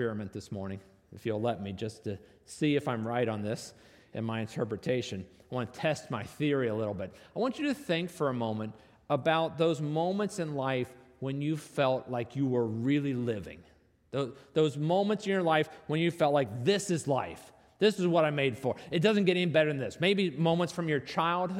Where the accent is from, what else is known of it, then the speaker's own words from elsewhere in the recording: North Arlington, United States; I grew up in North Arlington